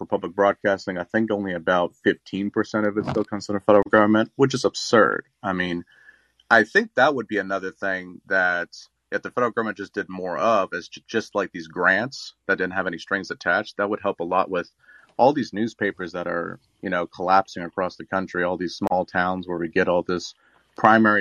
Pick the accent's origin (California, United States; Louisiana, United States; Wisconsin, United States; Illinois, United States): Louisiana, United States; now in West Virginia, United States; I'm originally from Louisiana, but I'm currently in West Virginia for a job.